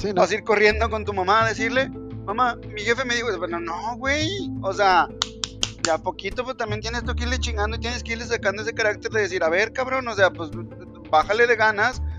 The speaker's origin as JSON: {"language": "Spanish", "region": "central Mexico", "country": "Mexico", "said": "tú y yo, que somos mexicanos del centro del país"}